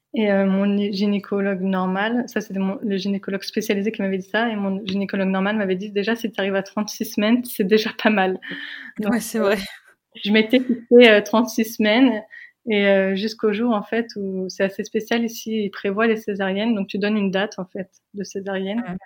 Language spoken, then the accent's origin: French; France; nous, on est française.